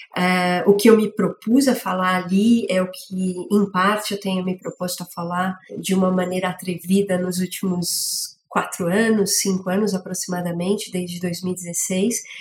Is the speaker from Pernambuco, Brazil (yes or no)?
no; São Paulo, Brazil; also born or lived in England; eu sou de São Paulo, nasci né, na região da zona leste da cidade